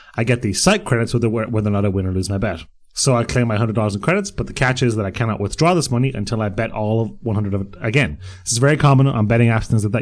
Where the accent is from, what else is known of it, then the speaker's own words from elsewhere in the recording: Bray, Leinster, Ireland; The Silver Strand in Bray, which is my hometown.